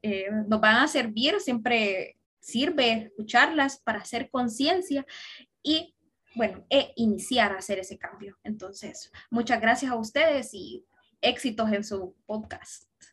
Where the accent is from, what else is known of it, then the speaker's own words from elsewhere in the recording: Honduras; soy una ciudadana orgullosamente hondureña